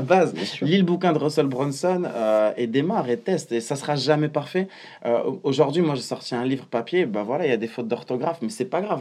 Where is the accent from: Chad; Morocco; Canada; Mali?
Morocco; moved away; also born or lived in Strasbourg, France; rentrer vivre dans mon pays natal, le Maroc, pour me rapprocher de mes parents